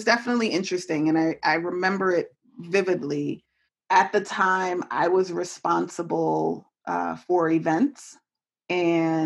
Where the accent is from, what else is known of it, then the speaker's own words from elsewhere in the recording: New York City, New York, United States; moved away as an adult; also born or lived in Chicago / Washington, District of Columbia, United States; now in Hamilton, United States; I'm a city girl. I grew up in New York City.